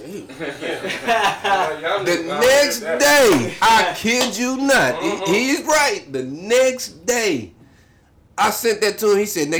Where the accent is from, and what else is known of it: Kansas, United States